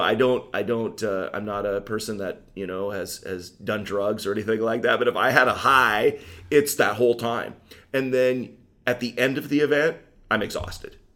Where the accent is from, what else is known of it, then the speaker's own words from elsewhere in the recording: Laurel, Washington, United States; growing up in Laurel, uh, kind of there on, uh, in the middle of, of Linden, Bellingham, Ferndale, and Everson